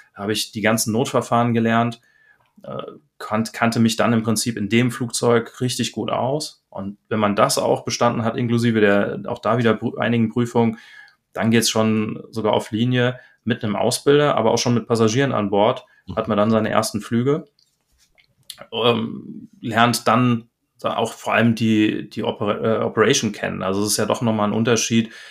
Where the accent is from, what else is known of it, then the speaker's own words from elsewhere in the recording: Darmstadt, Hesse, Germany; moved away as an adult; also born or lived in Bremen / Cologne; now in Kerpen, Germany; ich bin ursprünglich geboren in Darmstadt, dort dann auch aufgewachsen